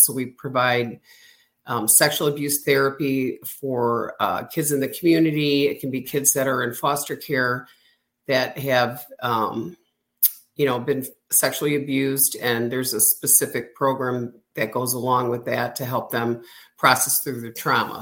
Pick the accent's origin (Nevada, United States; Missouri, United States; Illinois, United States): Illinois, United States; moved away as an adult; now in Florida, United States; moving out of state where I grew up